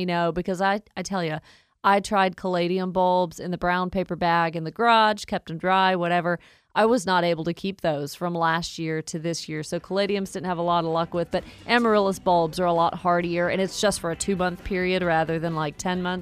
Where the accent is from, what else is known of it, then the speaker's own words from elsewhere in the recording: Woodstock, Georgia, United States; accent: Southern twang; I grew up in Woodstock, so almost have the Southern twang, very similar.